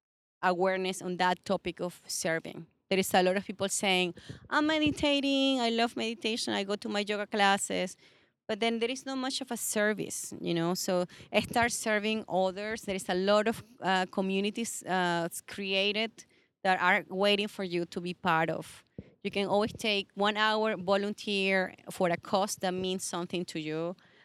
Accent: Venezuela; I'm from Venezuela.

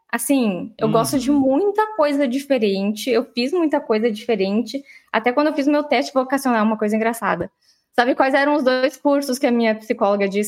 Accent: Santa Maria, Rio Grande do Sul, Brazil; vamos fazer um retrocesso aqui rapidinho, porque eu sou de Santa Maria. Eu estudei em colégio uh, público no início, depois eu

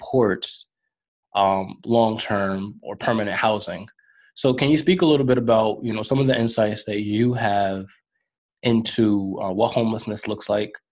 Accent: New York, United States; I grew up in New York

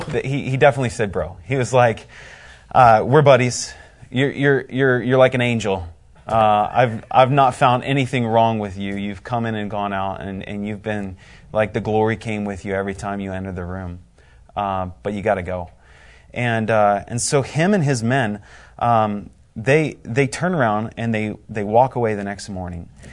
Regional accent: Indiana, United States; I am from Indiana.

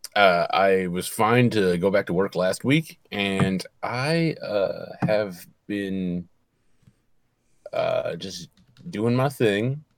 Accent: Michigan, United States; I'm from Michigan

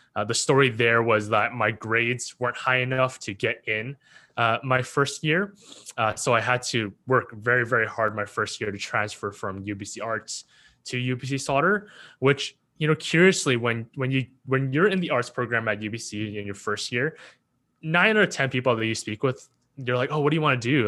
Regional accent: Richmond, British Columbia, Canada; also born or lived in Hong Kong / Vancouver; I was born in Hong Kong, but I came when I was, you know, as a baby, one and a half. Uh, grew up, uh, starting East Van, then moving to Richmond

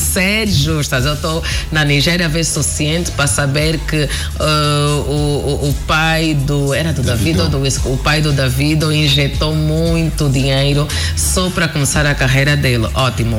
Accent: Angola; eu que falo português, eu que sou angolana

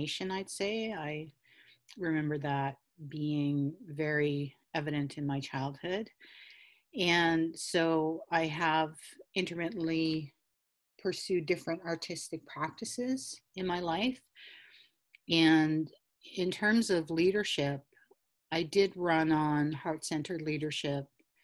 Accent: Taykwa Tagamou Nation, north of Cochrane, Ontario, Canada; I'm from Tequotagamo Nation, and we were historically called New Post First Nation or New Post Band, based upon where our treaty was signed, which is near the New Post of Hudson's Bay Company. And so we were from that area, which is north of Cochrane.

